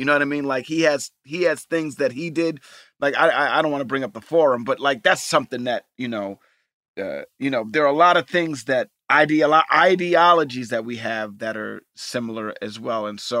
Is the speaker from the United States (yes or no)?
yes; New York, United States; he grew up in Jersey and I grew up in New York, it's very close and similar, but we have kind of the same upbringing.